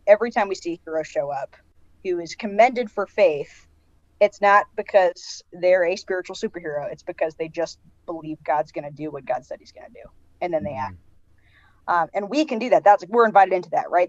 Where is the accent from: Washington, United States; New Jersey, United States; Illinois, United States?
Washington, United States; Seattle; moved away; I'm from the Pacific Northwest, and so I'm from the Seattle area, and yeah. born and raised